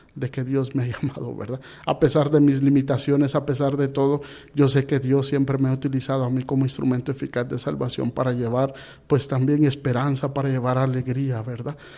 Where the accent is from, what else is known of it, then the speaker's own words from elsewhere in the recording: Guatemala; moved away as an adult; also born or lived in Panama / Mozambique; yo soy de Guatemala